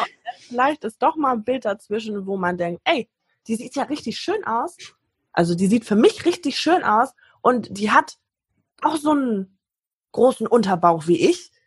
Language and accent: German; Hamburg, Germany; ich komme aus Hamburg